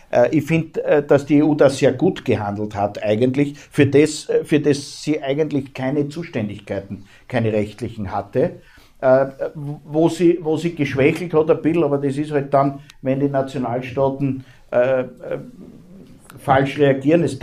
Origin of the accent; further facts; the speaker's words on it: Austria; Ähm, bei uns in Österreich, um das nur beispielhaft zu sagen, ist die Menschenrechtskonvention Bestandteil der Bundesverfassung